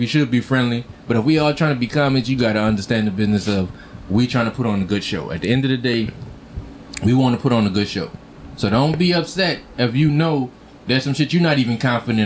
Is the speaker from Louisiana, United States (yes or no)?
yes; New Orleans, Louisiana, United States; moved away as an adult; also born or lived in Los Angeles / New York / Atlanta; when I came home, New Orleans